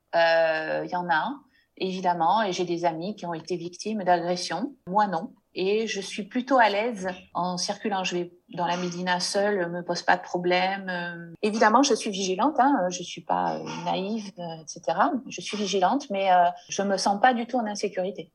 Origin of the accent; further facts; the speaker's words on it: France; first language French; moved away as an adult; now in Morocco; une langue comme la langue française, même si c'est ma langue maternelle